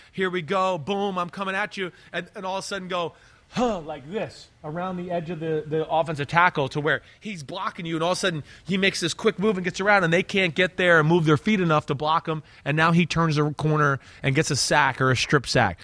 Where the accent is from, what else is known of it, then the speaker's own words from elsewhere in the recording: New Jersey, United States; growing up in New Jersey